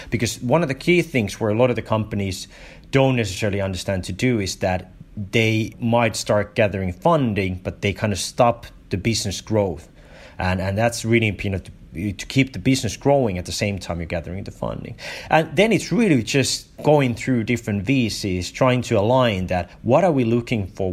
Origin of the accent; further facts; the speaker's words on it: Finland; I grew up in Finland